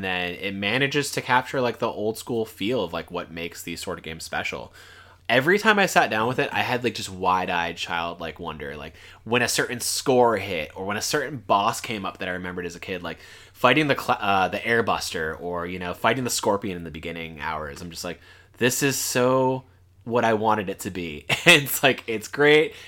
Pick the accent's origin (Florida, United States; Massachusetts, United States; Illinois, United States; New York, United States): Florida, United States; South; I'm from the South